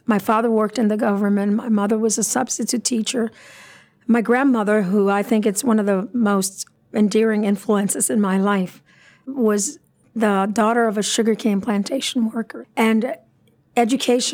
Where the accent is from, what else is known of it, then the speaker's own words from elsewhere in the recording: San Juan, Puerto Rico; moved away as an adult; also born or lived in Boston / Pittsburgh; I was born in San Juan, 1963. I lived there all my life, except for a small 12-year hiatus that I went to Boston University and then came to Carnegie Mellon